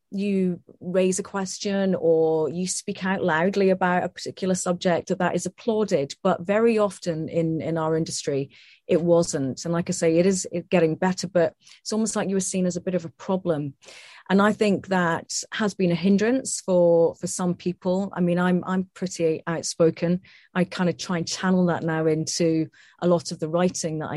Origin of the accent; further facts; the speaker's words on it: Scotland, United Kingdom; my accent here and say, look, I'm actually Scottish.